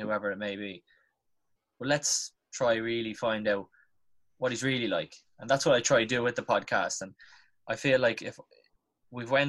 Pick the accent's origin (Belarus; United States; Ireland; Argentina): Ireland; Dublin, Leinster; I'm from South Dublin, like Crumlin and Drimna